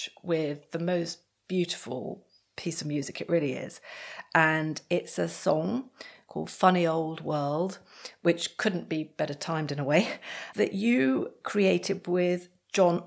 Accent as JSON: {"language": "English", "country": "United Kingdom", "said": "we're British"}